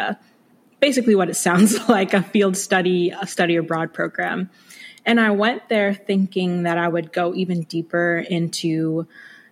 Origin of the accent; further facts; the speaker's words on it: Chester, Virginia, United States; moved away as an adult; also born or lived in Brooklyn, New York; now in Maryland, United States; I was born in Brooklyn, New York, but I spent a good amount of my youth, so middle school and high school, in Chester, Virginia, which is just south of Richmond